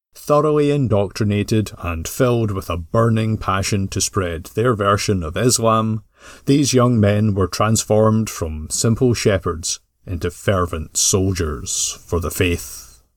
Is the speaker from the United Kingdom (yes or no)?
yes; Glasgow, Scotland, United Kingdom; growing up in Glasgow